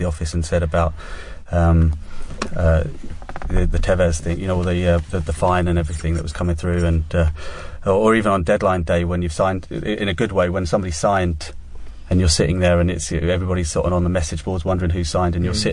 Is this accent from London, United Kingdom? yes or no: no; Essex, East of England, United Kingdom; growing up in Essex